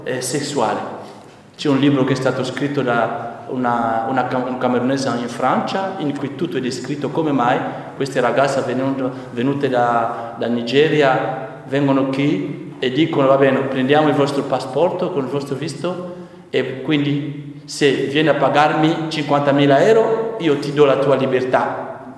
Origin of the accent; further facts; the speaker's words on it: DR Congo; Italian is a second language; now in Italy; il mio paese, il Congo